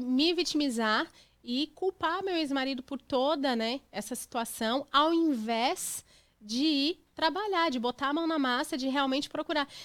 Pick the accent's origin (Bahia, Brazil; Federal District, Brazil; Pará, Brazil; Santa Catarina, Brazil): Santa Catarina, Brazil; Criciúma; moved away as an adult; also born or lived in São Paulo; now in United States; Eu nasci em São Paulo, mas eu fui adotada em Criciúma, Santa Catarina